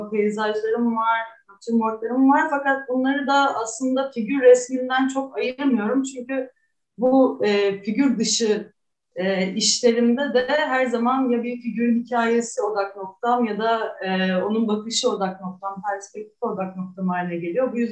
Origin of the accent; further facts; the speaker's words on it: Istanbul, Turkey; also born or lived in Münster, Germany / Halle, Germany; ben 1985 yılında doğdum İstanbul'da